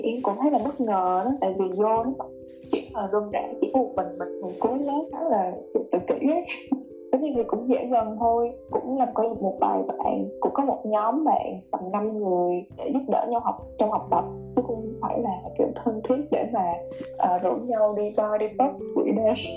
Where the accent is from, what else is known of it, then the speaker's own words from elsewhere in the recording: Ho Chi Minh City, Vietnam; em thì là người Sài Gòn